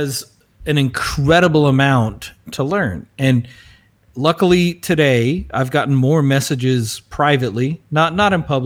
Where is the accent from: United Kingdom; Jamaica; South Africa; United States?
South Africa; we as South African Afrikaner